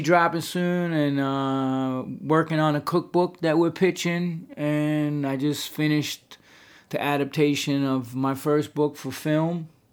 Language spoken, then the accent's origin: English; New York, United States; growing up in New York in the seventies